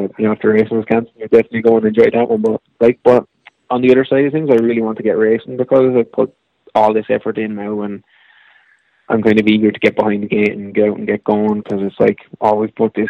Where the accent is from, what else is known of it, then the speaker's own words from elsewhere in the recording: Ireland; But I suppose a lot of people in America, being Irish, is like every second person you talk to, their godfather's Irish